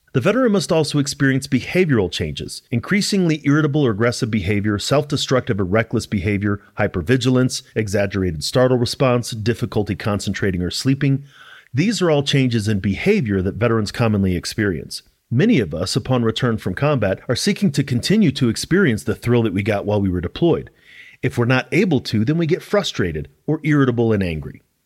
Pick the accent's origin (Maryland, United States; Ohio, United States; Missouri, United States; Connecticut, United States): Missouri, United States; St. Louis; moved away as an adult; now in Colorado, United States; I'm originally from Saint Louis, Missouri, and I joined the military a week after I graduated high school